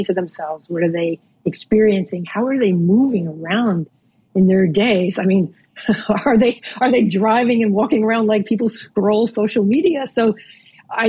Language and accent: English; New Jersey, United States; now in Norfolk, Virginia, United States; growing up in New Jersey